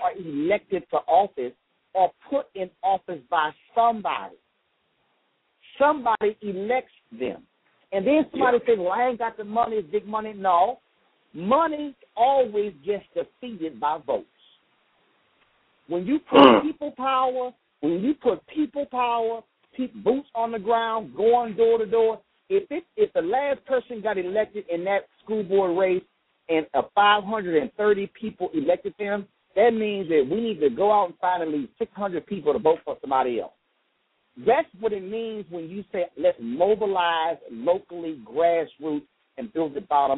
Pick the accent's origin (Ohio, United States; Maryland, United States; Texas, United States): Texas, United States; Houston; I grew up in Clinton Park, a neighborhood in Houston, Texas